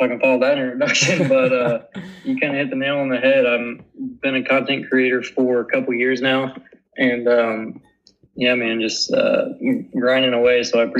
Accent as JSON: {"language": "English", "region": "Indiana", "country": "United States", "tie": "born or raised there", "moved": "yes", "lives_now": "Iowa, United States", "said": "I grew up in Indiana."}